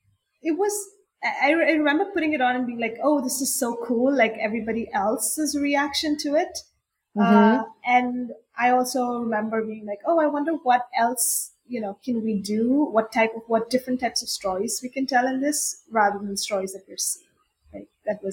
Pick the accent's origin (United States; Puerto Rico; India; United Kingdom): India; even though I grew up in India and cricket is the main sport there, but everybody plays football too.